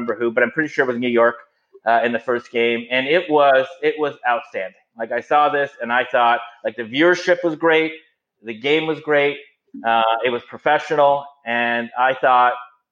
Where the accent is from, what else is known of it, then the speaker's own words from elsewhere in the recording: Toronto, Ontario, Canada; I'm born and bred in Toronto